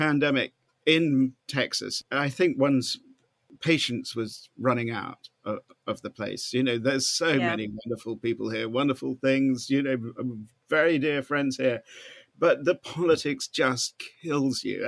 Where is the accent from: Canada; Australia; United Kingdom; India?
United Kingdom; Norfolk, East of England; moved away as an adult; now in Austin, United States; I was born in Norfolk, and still love my home county very much indeed